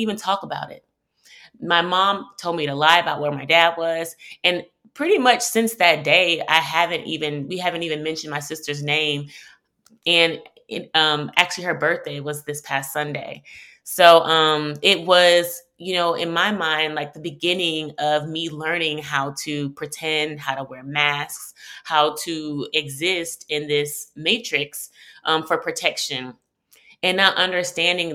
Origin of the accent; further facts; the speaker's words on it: Houston, Texas, United States; also born or lived in New York; I'm originally from Houston. I grew up in Third Ward